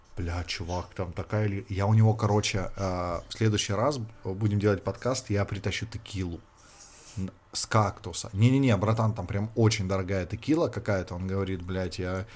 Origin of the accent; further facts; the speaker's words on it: Luhansk Oblast, Ukraine; now in China; откуда я